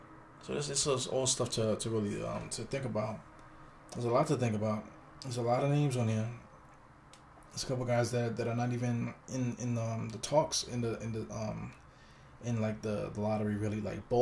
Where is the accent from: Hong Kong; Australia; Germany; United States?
United States; New York City, New York; I'm from East New York, Brooklyn.